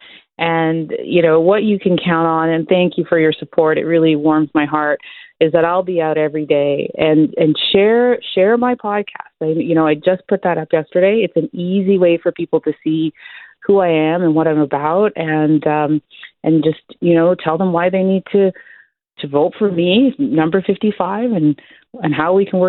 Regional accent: Toronto, Ontario, Canada; I grew up in Scarborough too

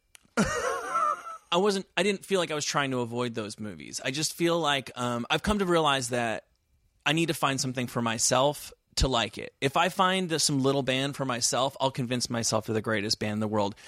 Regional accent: New Jersey, United States; moved away as an adult; also born or lived in New York City / Oxford / Santa Barbara; I'm from New Jersey.

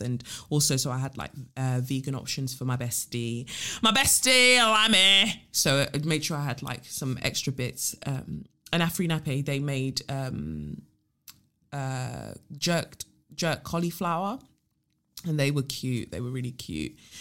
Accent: London, United Kingdom; growing up in South, we've just got a spec, like, a specific type of humor

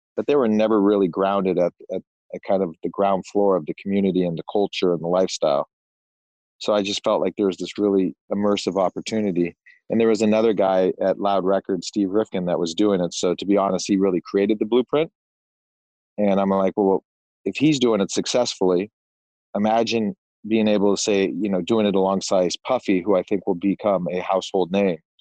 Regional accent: suburb outside San Francisco, Northern California, United States; moved away as an adult; also born or lived in Arizona / Los Angeles; I grew up in Northern California, in a small little suburb uh, suburb outside of San Francisco

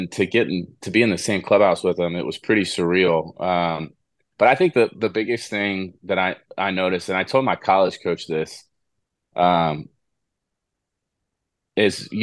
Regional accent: Houston, Texas, United States; growing up in Houston, as an Astros fan

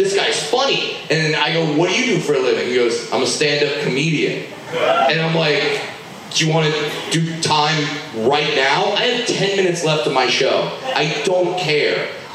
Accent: Southern California, United States; I grew up in Southern California. I worked at Disneyland

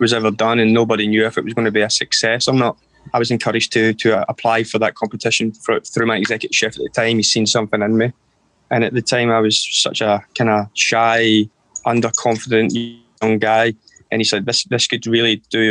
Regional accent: Erskine, Scotland, United Kingdom; I was brought up in Erskine, which is about 16, 17 miles outside of Glasgow, just near the Glasgow airport

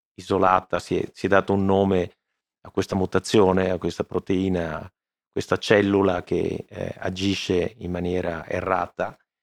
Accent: Veneto, Italy; sono veneto

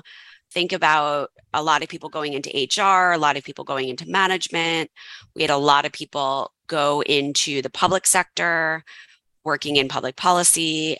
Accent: Westchester, New York, United States; accent: mild New Yorkish; moved away as an adult; also born or lived in Tennessee / California; I grew up in Westchester, New York, just outside New York City.

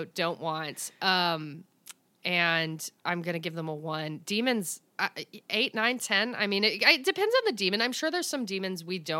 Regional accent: the South, United States; I'm from the South.

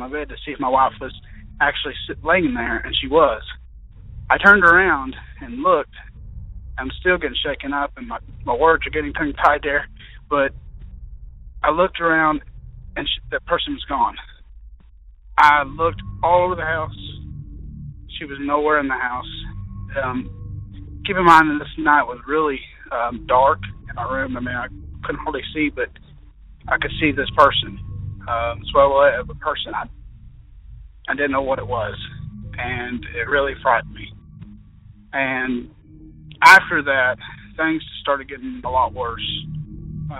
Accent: Kentucky, United States; I'm from Kentucky.

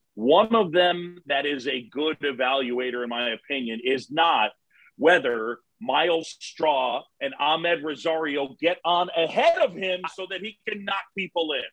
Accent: New York City, New York, United States; also born or lived in Philadelphia, Pennsylvania; I was born in Philadelphia. My parents met at Drexel. Dad's side got their hooks in me. Phillies fan. Moved to New York when I was seven. Resisted the power of the Yankees and the Mets. Um, I grew up on Roosevelt Island

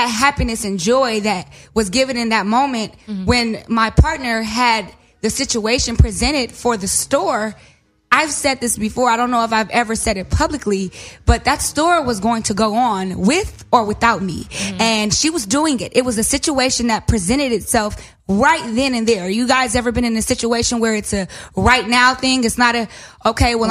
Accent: Inglewood, California, United States; I am from Inglewood.

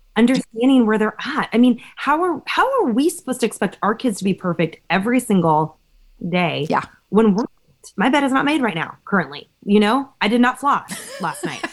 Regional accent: Berkeley, California, United States; I grew up in Berkeley

